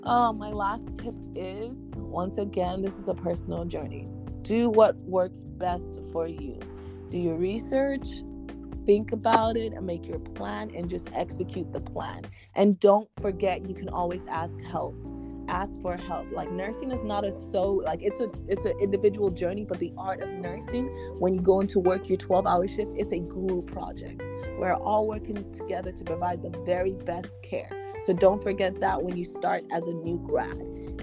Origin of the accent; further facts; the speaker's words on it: Nigeria; English is a second language; as a Nigerian who they're like, you must get best of your class. No, as someone who was reared like